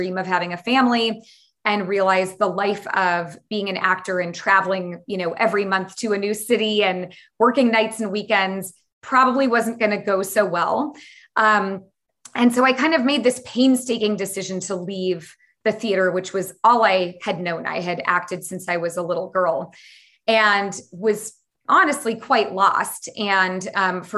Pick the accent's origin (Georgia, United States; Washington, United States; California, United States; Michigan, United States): California, United States; San Francisco Bay Area; I grew up in the San Francisco Bay Area